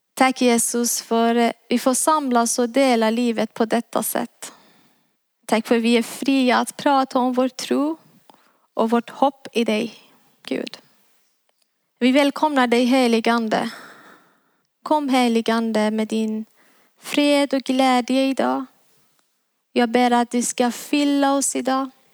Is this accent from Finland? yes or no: no; Iran; moved away as an adult; now in Sweden; Jag är född och uppväxt i Iran